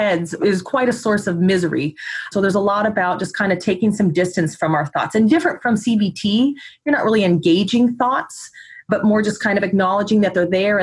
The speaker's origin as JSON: {"language": "English", "region": "Midwest", "country": "United States", "tie": "born or raised there", "moved": "yes", "lives_now": "Oregon, United States", "said": "I was raised in the Midwest and then moved out to Oregon"}